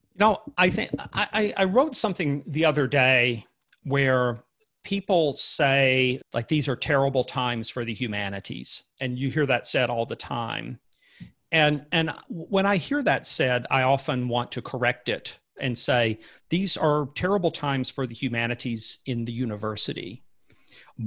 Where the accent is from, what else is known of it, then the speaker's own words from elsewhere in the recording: Alabama, United States; growing up in Alabama